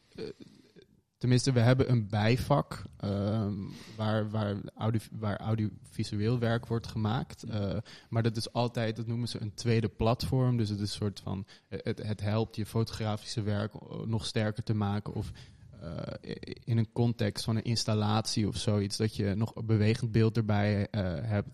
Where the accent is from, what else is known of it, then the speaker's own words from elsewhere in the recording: Hoorn, North Holland, Netherlands; moved away; in Horen, West-Friesland. Ja, boven Amsterdam